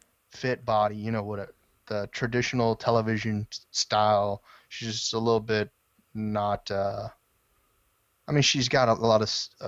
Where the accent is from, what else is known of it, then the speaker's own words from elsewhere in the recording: Nevada, United States; born there; now in Texas, United States; I was born in Nevada.